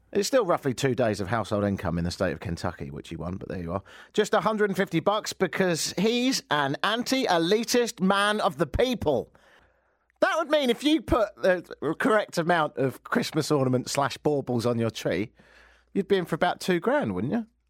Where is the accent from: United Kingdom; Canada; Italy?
United Kingdom; I'm British